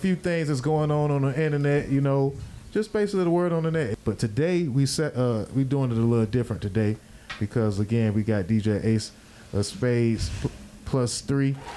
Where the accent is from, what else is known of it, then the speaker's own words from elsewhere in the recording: Miami, Florida, United States; I'm from Miami